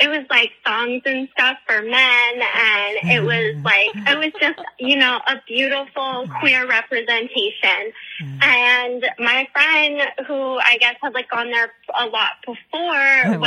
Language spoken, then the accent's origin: English; Maryland, United States; I'm from Maryland